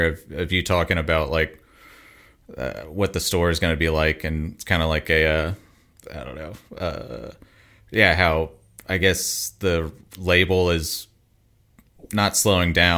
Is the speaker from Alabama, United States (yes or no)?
yes; Mobile, Alabama, United States; growing up in Mobile, Alabama, there was like a decent enough little hardcore scene